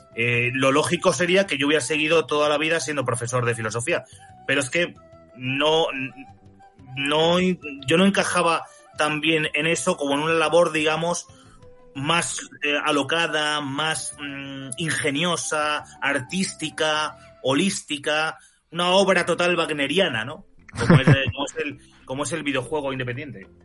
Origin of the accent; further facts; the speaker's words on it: Spain; mi país